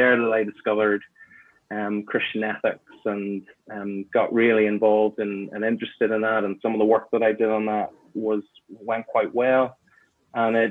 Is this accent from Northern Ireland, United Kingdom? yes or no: yes; Belfast, Northern Ireland, United Kingdom; I was born in Northern Ireland, grew up in Belfast